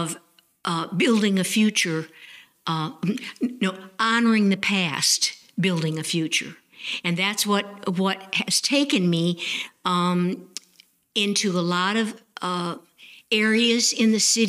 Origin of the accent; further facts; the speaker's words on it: Evanston, Illinois, United States; also born or lived in Chapel Hill, North Carolina; now in Nashville, North Carolina, United States; I grew up in Evanston, Illinois, and it was full of old Victorian house